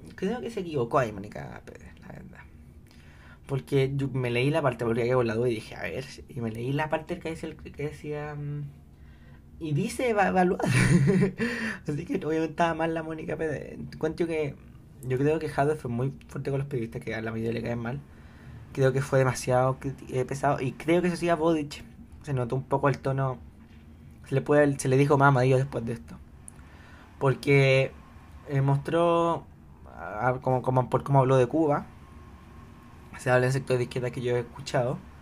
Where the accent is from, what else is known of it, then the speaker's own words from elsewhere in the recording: Chile; yo soy chileno